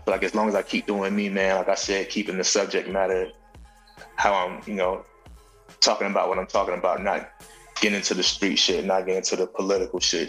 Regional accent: Valdosta, Georgia, United States; moved away as an adult; also born or lived in New York / Los Angeles; I'm from Valdosta, like three hours and some change from Atlanta

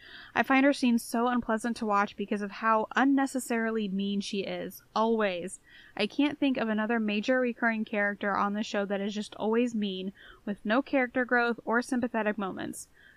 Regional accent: Midwest, United States; as a Midwesterner, I thoroughly agree with you.

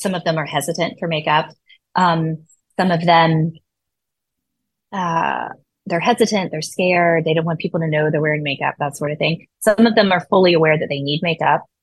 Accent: South Georgia, United States; moved away as an adult; also born or lived in Atlanta, Georgia; now in Washington, D.C., United States; I grew up in South Georgia

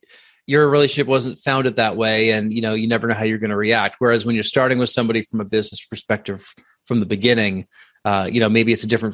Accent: near the New Jersey border, New York, United States; I'm from New York, just outside New Jersey, on the northern side of the state, so right. Just over the border.

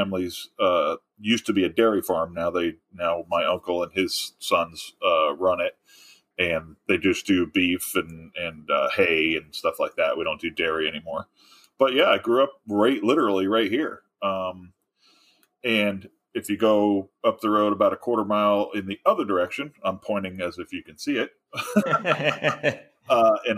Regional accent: New York, United States; I graduated with a Regents diploma

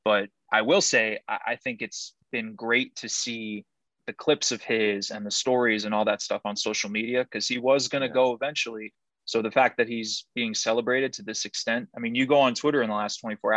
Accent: New York, United States; growing up in New York

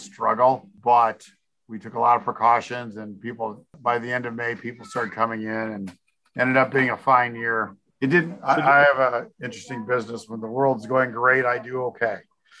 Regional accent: Evansville, Indiana, United States; moved away as an adult; now in Illinois, United States; Southern Indiana.

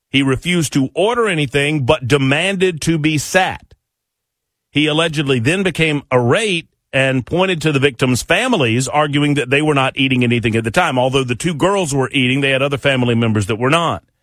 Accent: Nashville, Tennessee, United States; I normally emanate from Nashville. Well, I am from Nashville, Tennessee.

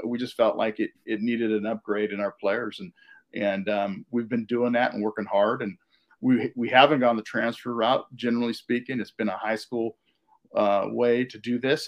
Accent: Davis, California, United States; I grew up in California, outside of Sacramento, and in, in, Davis

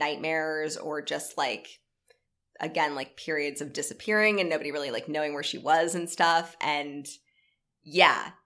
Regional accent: Live Oak, Florida, United States; where I grew up in North Florida, which was like Live Oak.

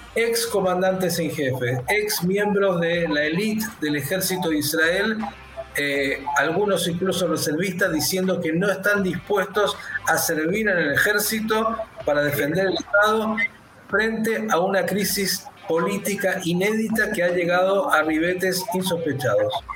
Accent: Argentina; aquí judíos, cristianos, musulmanes, agnósticos, convivimos

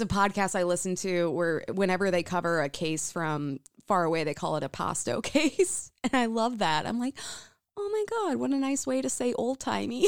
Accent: United States; growing up in the United States

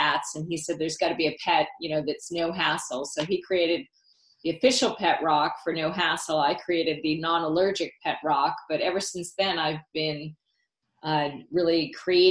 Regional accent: Massachusetts, United States; when I was a little girl growing up in Massachusetts

